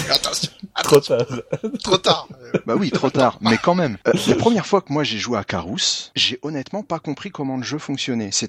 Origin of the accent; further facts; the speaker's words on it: France; Moi je suis français, monsieur.